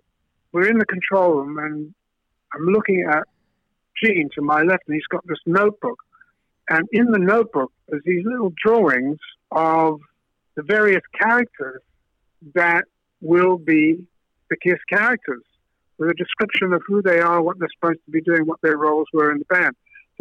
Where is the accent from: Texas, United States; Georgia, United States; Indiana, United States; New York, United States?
New York, United States; Brooklyn; Peter, Chris, I'm from Brooklyn, man, you know, it's all that stuff.